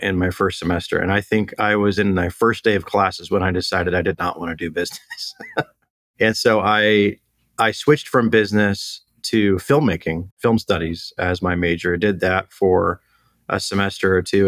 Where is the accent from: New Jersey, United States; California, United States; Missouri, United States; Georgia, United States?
California, United States; Temecula; also born or lived in Long Beach, California / Orange County, California; born and raised in uh, SoCal. So originally born in Long Beach, and then moved out to the Temecula area when I was a kid. So my parents raised me out here